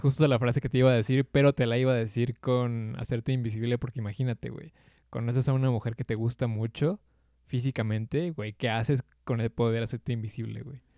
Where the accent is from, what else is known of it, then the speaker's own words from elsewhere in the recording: Mexico; aquí en mi país, güey, porque sí, la neta, ser mexicano